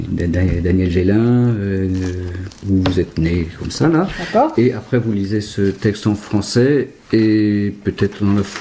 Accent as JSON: {"language": "French", "town": "Laigné", "region": "Pays de la Loire", "country": "France", "tie": "born there", "said": "à Laigné, à côté de Château-Gontier, dans le sud de la Mayenne."}